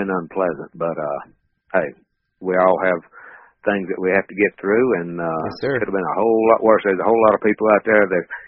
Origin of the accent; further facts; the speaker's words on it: North Carolina, United States; moved away as an adult; now in Knoxville, United States; I've been here for actually it'll be 21 years next month, and I'm originally from North Carolina, uh, 10th generation North Carolinian. All my family's still over there.